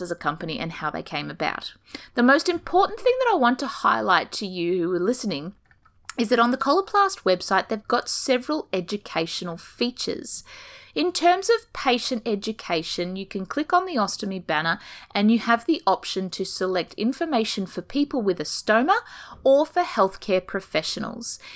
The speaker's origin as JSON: {"language": "English", "country": "Australia", "accent": "Australian", "said": "as you can tell from my beautiful accent, I'm coming to you from down under"}